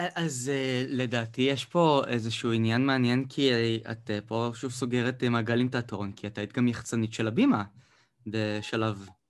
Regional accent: Beersheba, Southern District, Israel; moved away; כי אני במקור מבאר שבע

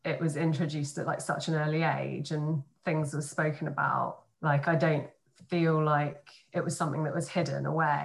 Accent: Guildford, South East England, United Kingdom; also born or lived in Isleworth, London; I was born in Isleworth in West London with my mum and dad. And then we moved down to Guildford when I was about, I don't know, one or two probably

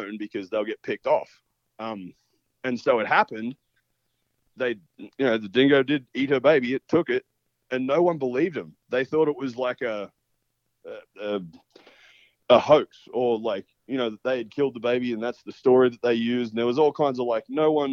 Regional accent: Australia

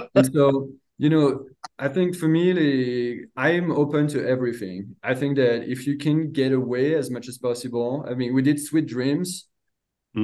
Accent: France; now in United States; grew up in a little 1,000 people town, um, countryside of France. Uh, moved to the United States in 2006

